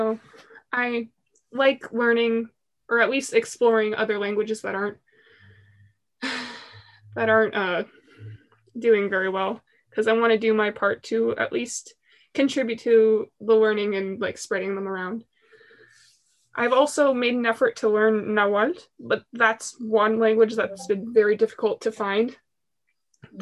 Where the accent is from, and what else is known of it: Pacific Northwest, United States; born or raised there